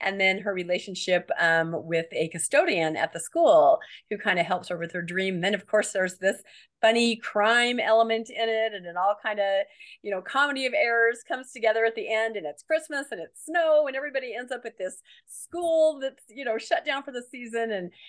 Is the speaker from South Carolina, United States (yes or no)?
no; Washington, United States; Now, I grew up in Washington State, so we didn't have Deseret Book, but we had a place called Desert Book